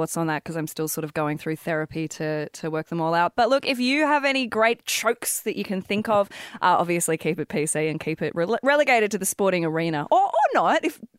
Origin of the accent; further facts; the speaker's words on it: Thirroul, New South Wales, Australia; But I'm just a Wollongong girl. I grew up in Thoreau in a one-story fibro, never had nothing, never cared for it.